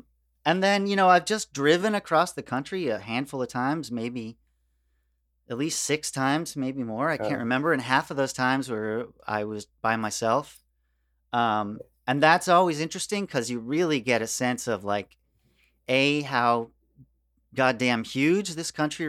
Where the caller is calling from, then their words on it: Queens, New York, United States; I'm in Queens, bro.